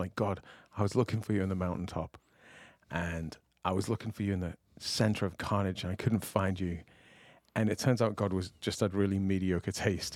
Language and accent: English; United Kingdom; moved away